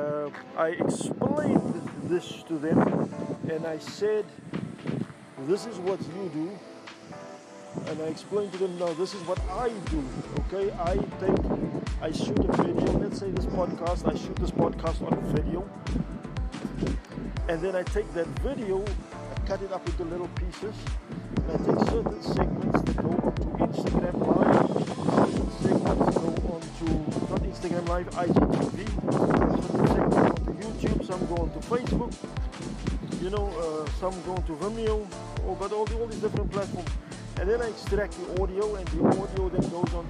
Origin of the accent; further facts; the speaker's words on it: South Africa; I'm from South Africa